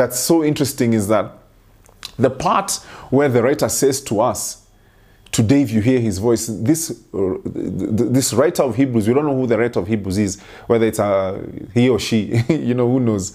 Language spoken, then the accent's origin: English; Kenya; I grew up in Kenya